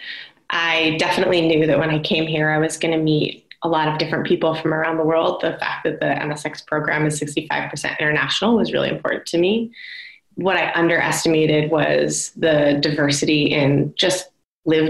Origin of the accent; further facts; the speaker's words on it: United States; as an American woman in international development